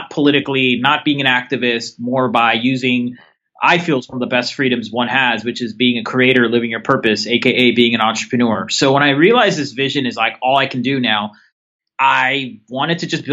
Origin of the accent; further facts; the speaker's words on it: the Bay Area, California, United States; I'm a California born and raised entrepreneur